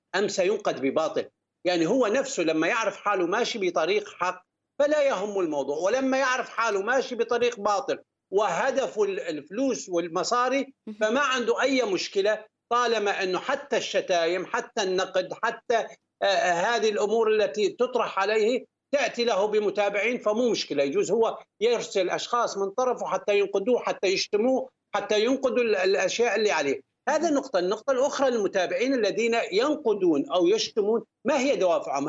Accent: Syria; moved away as an adult; also born or lived in Gulf; بلدي سوريا

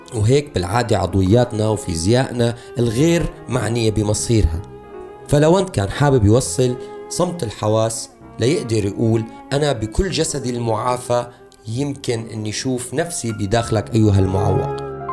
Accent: Syria

